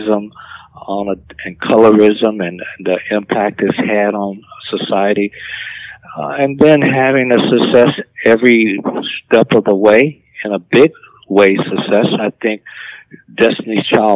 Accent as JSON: {"language": "English", "region": "Alabama", "country": "United States", "tie": "born or raised there", "said": "growing up in Alabama on a dirt road"}